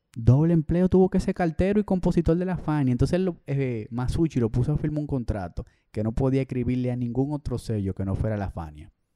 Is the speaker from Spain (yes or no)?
no; Dominican Republic; nosotros somos dominicanos de República Dominicana.